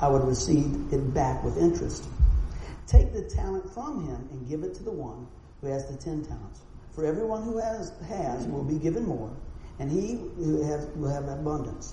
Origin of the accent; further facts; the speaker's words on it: Buffalo, New York, United States; I'm from Buffalo